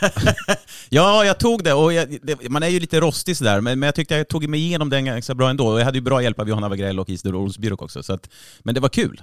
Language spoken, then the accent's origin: Swedish; Örebro, Örebro County, Sweden; min hemstad. Örebro